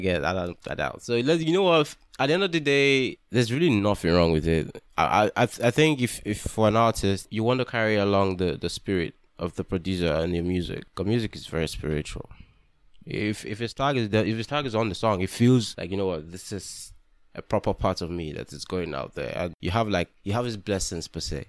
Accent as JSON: {"language": "English", "region": "Delta", "country": "Nigeria", "said": "I'm from Delta State"}